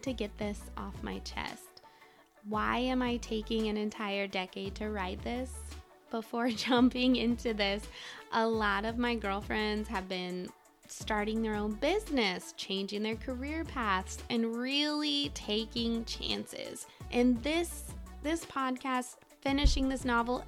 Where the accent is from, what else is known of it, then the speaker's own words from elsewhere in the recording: Midwest, United States; moved away as an adult; also born or lived in Alaska / Colorado / Washington, D.C. / Texas; I'm from the Midwest originally, come from a huge family